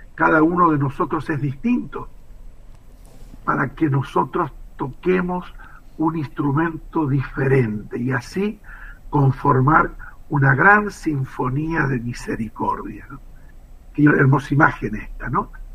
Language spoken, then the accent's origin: Spanish; Argentina; nuestra vida como argentinos